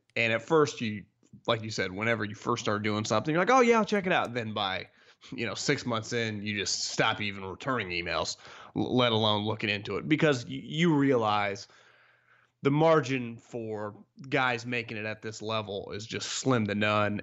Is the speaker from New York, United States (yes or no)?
no; Davis, California, United States; I'm from Davis, right up the road here from the Bay Area